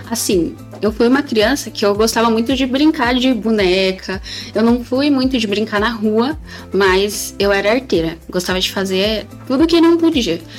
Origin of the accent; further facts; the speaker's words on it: São Paulo, Brazil; eu tenho 19 anos, é, nasci lá em 2004, é, sou de Pirituba.